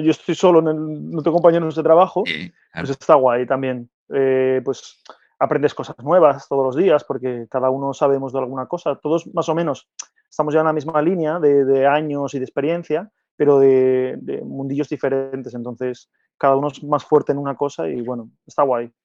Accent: Gijón, Asturias, Spain; moved away as an adult; yo soy de Gijón de Asturias

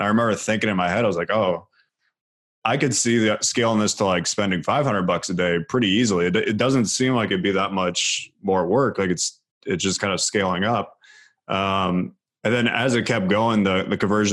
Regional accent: near Cleveland, Ohio, United States; I was a huge Cleveland Cavs fan because I grew up right near Cleveland

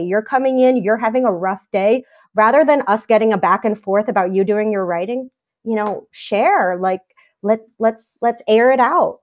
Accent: New York City, New York, United States; I grew up in Staten Island

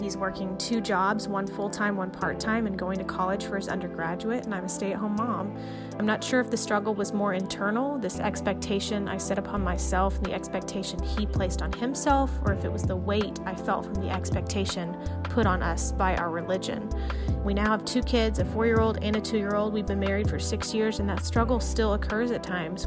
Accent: East Tennessee, United States; I grew up in East Tennessee

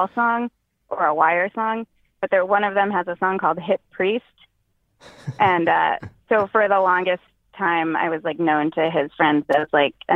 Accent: Boston, Massachusetts, United States; moved away; So I don't live there now, but I'm originally from the Boston area.

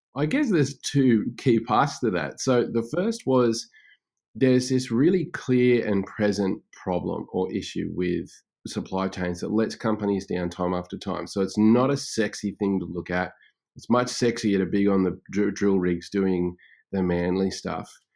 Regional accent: Australia; also born or lived in Brisbane; I am Australian, and obviously, and, uh, based in Brisbane with my family at the moment

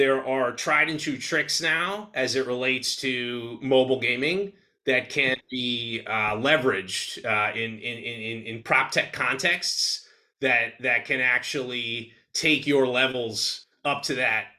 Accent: New York City, New York, United States; I'm Jewish. I don't know if you knew that, but like for young Jewish boys growing up in New York City

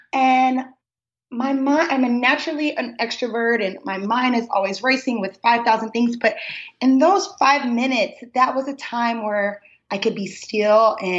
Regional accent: Baton Rouge, Louisiana, United States; moved away as an adult; also born or lived in Austin, Texas / Dallas, Texas; now in Seattle, United States; I am originally from Baton Rouge, Louisiana. I migrated to Seattle about 2 years ago by way of Texas. I lived in Austin for 4 years and I was in Dallas for one.

